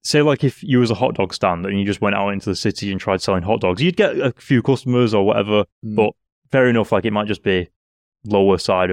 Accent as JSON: {"language": "English", "town": "Rochdale", "region": "North West England", "country": "United Kingdom", "moved": "yes", "said": "I'm from Rochdale."}